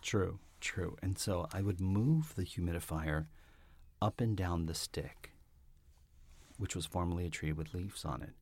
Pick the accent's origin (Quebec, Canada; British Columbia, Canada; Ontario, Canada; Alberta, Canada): Ontario, Canada; Toronto; I'm from Toronto 'cause I said leaves